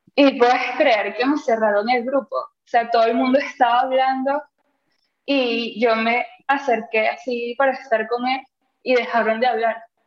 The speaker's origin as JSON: {"language": "Spanish", "country": "Venezuela", "also_born_or_lived": "San Luis Potosí, Mexico", "moved": "yes", "lives_now": "Mexico City, Mexico"}